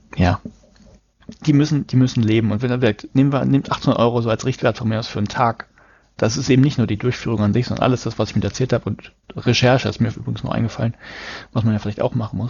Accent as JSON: {"language": "German", "region": "Hamburg", "country": "Germany", "said": "Ich komme aus Hamburg"}